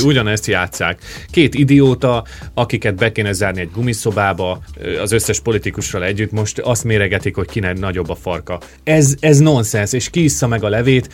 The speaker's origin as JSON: {"language": "Hungarian", "region": "Great Hungarian Plain", "country": "Hungary", "moved": "yes", "lives_now": "Australia", "said": "alföldi srác vagyok"}